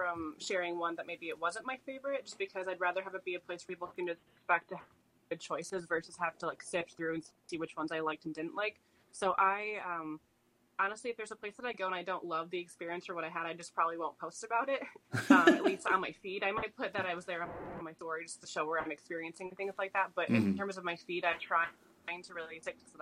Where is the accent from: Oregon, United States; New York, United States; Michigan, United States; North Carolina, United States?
Michigan, United States; Grand Rapids; moved away as an adult; now in Madison, United States; I'm from Grand Rapids originally